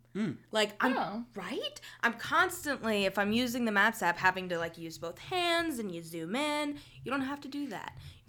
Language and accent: English; Texas, United States; I'm from Texas, yeah. Y'all.